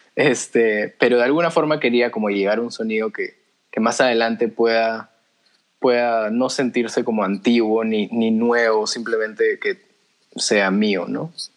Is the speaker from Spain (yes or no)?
no; Peru; first language Spanish; soy peruano, nací aquí, mi, lengua materna es el español